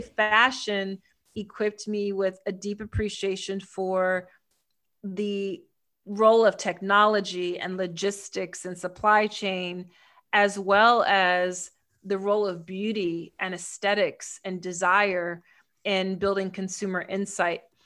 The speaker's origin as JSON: {"language": "English", "town": "Philadelphia", "region": "Pennsylvania", "country": "United States", "said": "I'm from Philly, which is also where I live now in the States"}